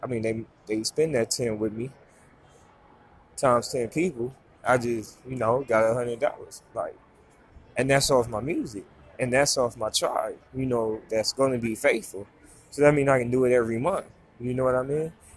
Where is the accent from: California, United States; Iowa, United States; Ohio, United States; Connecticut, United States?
Ohio, United States; moved away; I'm a foreigner. You know what I'm saying? I'm here from Ohio